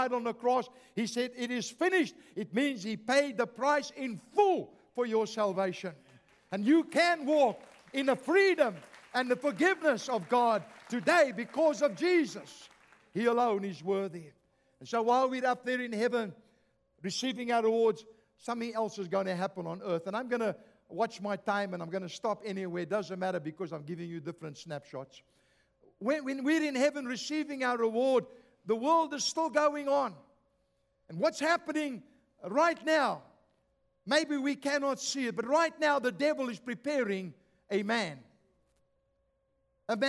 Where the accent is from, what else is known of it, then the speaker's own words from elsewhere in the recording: South Africa; moved away; I come from South Africa